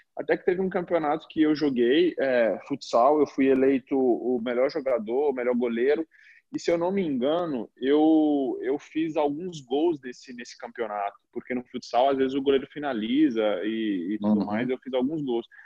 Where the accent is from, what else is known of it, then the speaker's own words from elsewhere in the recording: Minas Gerais, Brazil; moved away as an adult; now in Italy; Eu me lembro da época lá na cidade onde eu nasci, na Minas Gerais, eu brincando com meus primos